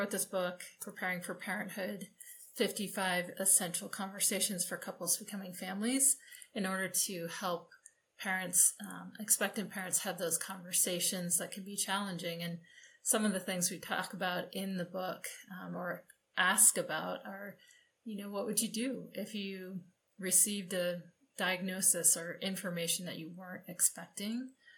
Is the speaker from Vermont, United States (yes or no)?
no; New Hampshire, United States; now in Colorado, United States; Okay, number one, I was born and raised in New Hampshire, but now live in Colorado.